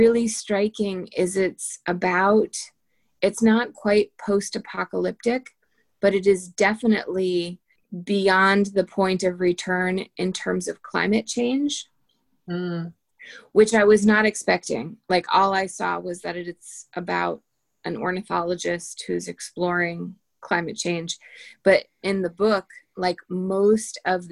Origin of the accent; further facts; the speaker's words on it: Litchfield County, Connecticut, United States; moved away; Litchfield County in Connecticut, which is where I'm from